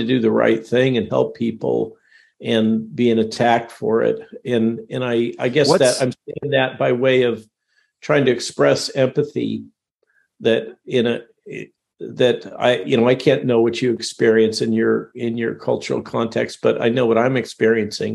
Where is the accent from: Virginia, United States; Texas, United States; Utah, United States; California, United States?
California, United States; Goleta; also born or lived in Palo Alto, California / Van Nuys, California; since junior high, grew up in Goleta, which is just north of Santa Barbara, Central Coast